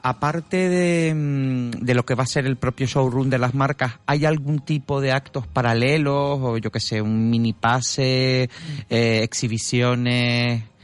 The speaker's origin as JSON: {"language": "Spanish", "region": "Canary Islands", "country": "Spain", "said": "nosotros mismos como canarios"}